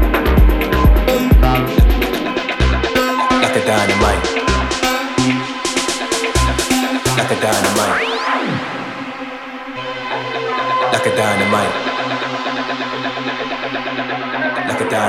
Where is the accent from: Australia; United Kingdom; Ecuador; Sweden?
United Kingdom; Glasgow, Scotland; accent: Scottish; also born or lived in Liverpool; now in London, United Kingdom; in case you're wondering what that weird Scottish accent is. I'm from Glasgow.